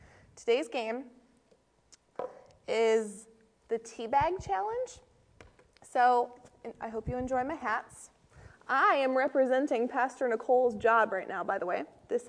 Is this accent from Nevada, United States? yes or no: no; Maine, United States; I'm from Maine, too.